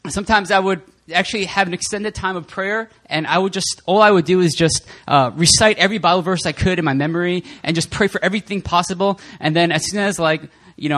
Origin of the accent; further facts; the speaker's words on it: New Jersey, United States; I'm from New Jersey